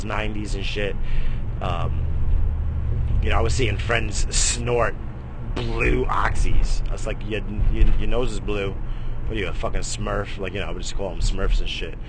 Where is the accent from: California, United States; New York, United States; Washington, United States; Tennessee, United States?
New York, United States; I come from New York, we got fucking game